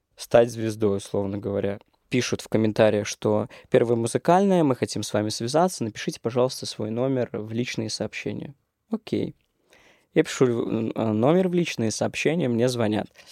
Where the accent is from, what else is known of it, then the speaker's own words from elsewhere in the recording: Orenburg, Orenburg Oblast, Russia; moved away as an adult; now in Moscow, Russia; Я из Оренбурга